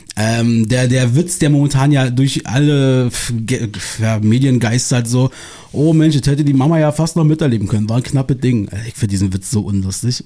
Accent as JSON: {"language": "German", "region": "Berlin", "country": "Germany", "said": "meiner Heimat äh, wieder optisch auch ein bisschen treuer, wo ich herkomme hier. Aus dem Osten von Berlin"}